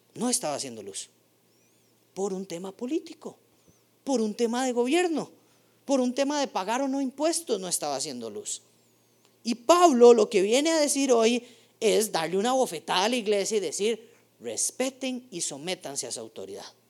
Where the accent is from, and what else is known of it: Costa Rica